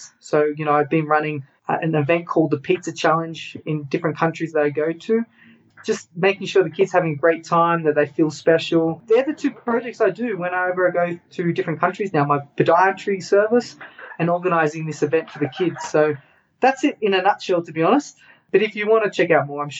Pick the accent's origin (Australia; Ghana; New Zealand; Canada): Australia; moved away as an adult; Okay, so I'm Australian. I left Australia